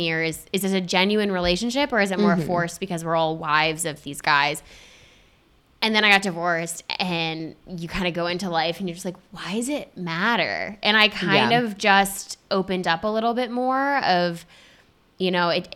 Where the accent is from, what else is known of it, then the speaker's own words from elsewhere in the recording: Spring Lake, Michigan, United States; Spring Lake, Michigan, right outside of Grand Haven